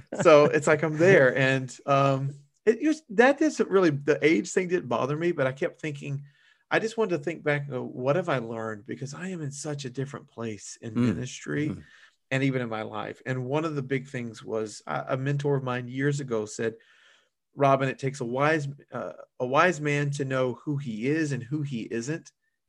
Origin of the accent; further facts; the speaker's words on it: Louisiana, United States; my family's from South Louisiana, and then, you know, we're from the Cajun heartland, you know, Shad, that's the way we do it.